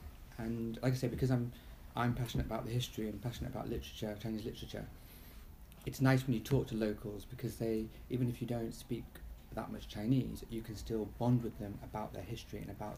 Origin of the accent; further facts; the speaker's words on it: London, United Kingdom; moved away as an adult; also born or lived in Hong Kong; now in Beijing, China; I'm from London.